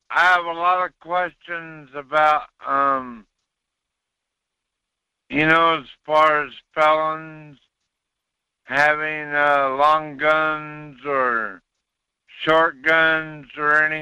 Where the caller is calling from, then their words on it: Wasilla, Alaska, United States; in Wasilla.